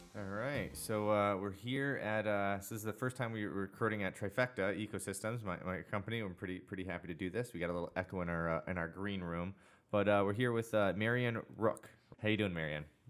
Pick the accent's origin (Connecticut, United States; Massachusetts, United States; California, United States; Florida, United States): Connecticut, United States; I grew up in Connecticut. I went to CCSU